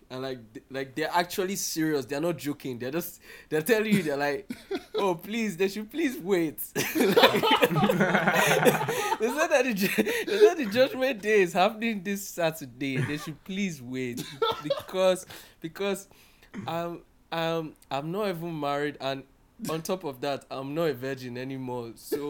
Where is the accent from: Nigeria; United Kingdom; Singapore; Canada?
Nigeria